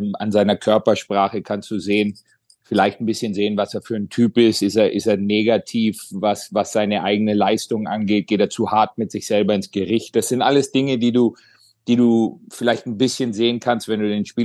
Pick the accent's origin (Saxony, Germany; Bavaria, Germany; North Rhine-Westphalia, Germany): Bavaria, Germany; Kaufbeuren; moved away as an adult; now in Ohio, United States; ich war 19 Jahre alt, als ich gegangen bin äh, aus Kaufbeuern und, und bin mehr oder weniger, habe ich schon öfter gesagt, in Amerika erwachsen geworden.